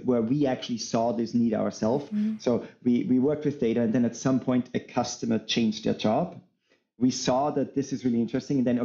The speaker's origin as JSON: {"language": "English", "region": "Salzburg", "country": "Austria", "moved": "as an adult", "lives_now": "United States", "said": "I'm originally from Austria, in Salzburg"}